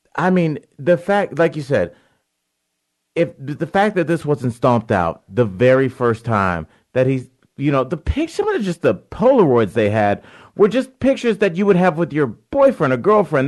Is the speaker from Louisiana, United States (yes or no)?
no; Cleveland Heights, Ohio, United States; moved away; also born or lived in Beachwood, Ohio; Cleveland Heights and then Beechwood.